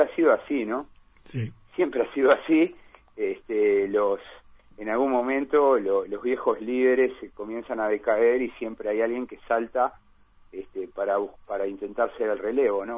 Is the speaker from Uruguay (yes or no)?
yes; Uruguay